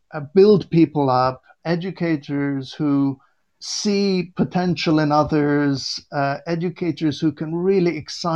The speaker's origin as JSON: {"language": "English", "town": "Beirut", "region": "Beirut Governorate", "country": "Lebanon", "tie": "born or raised there", "moved": "yes", "lives_now": "Warwickshire, United Kingdom", "said": "I was born in Beirut, Lebanon"}